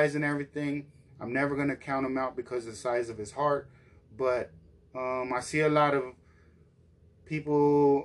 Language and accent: English; Dallas, Texas, United States; we're from Dallas